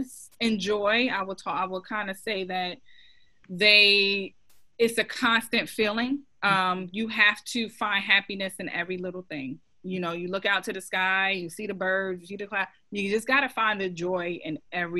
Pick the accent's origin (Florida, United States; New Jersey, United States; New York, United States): New Jersey, United States; moved away as an adult; now in Rock Hill, United States; I live in Rock Hill, South Carolina currently, but I'm a transplant from New Jersey, born and raised